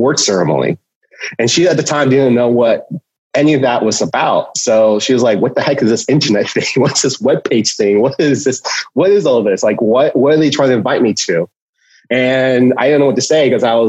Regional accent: Cupertino, California, United States; I grew up in Cupertino. I grew up in Silicon Valley. So I've been here almost my whole entire life

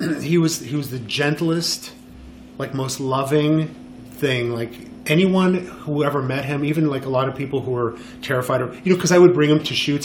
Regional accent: Montreal, Quebec, Canada; moved away as an adult; also born or lived in Los Angeles / Miami; now in New York, United States; I was born and raised in Montreal

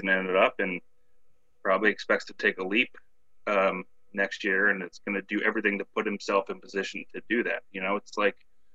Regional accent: Washington, United States; growing up in Washington

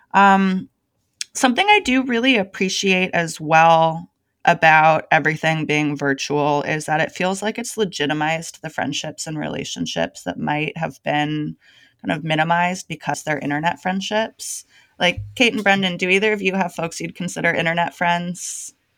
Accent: Bay Area, California, United States; moved away as an adult; now in Portland, United States; I'm born and raised in the Bay Area. I lived there my entire life until four months ago

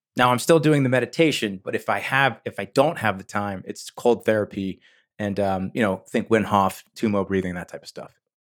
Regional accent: New Jersey, United States; I grew up in New Jersey

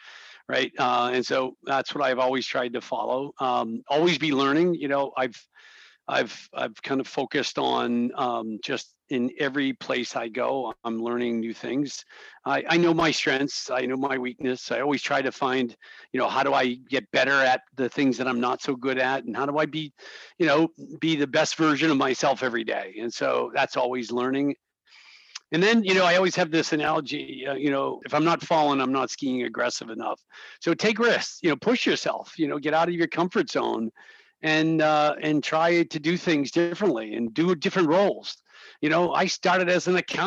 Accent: North Attleboro, Massachusetts, United States; I grew up in North Attleboro

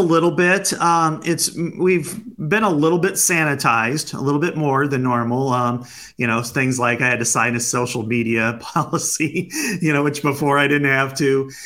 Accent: Burlington, Iowa, United States; I'm from Burlington, Iowa, uh, down on the southeast part of the state

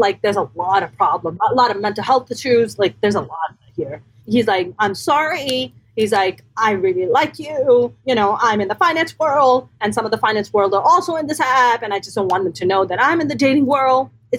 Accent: East Coast, United States; growing up on the East Coast, I grew up with four older brothers.

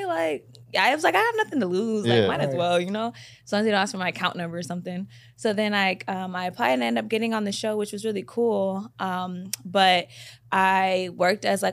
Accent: Waterbury, Connecticut, United States; also born or lived in Bay Area, California; now in Los Angeles, United States; I'm originally from Waterbury, Connecticut

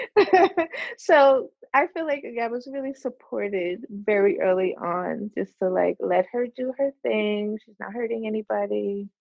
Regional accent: Orange, New Jersey, United States; also born or lived in Plainfield, New Jersey; I was born in Orange, New Jersey, so I haven't gone that far. Although we did live in Plainfield when I was really little

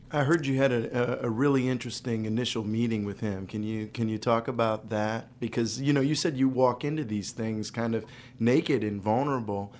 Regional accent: Ohio, United States; in my community where I grew up in Ohio, which isn't that far away from Kentucky

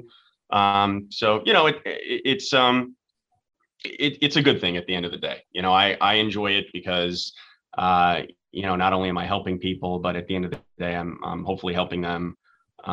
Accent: Tampa, Florida, United States; also born or lived in Washington, D.C. / Jupiter, Florida; I'm actually a Florida boy, born and raised. I was born in Tampa, was there until I went to college

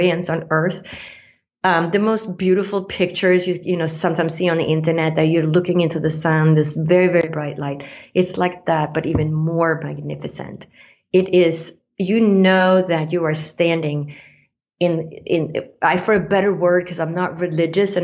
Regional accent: Sweden; moved away; I grew up in Sweden, in Scandinavia, that has, you know, outside Stockholm is 24,000 islands

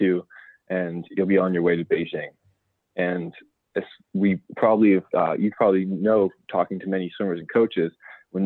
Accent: Ancaster, Ontario, Canada; I was working with a school in my hometown in Ancaster, Ontario

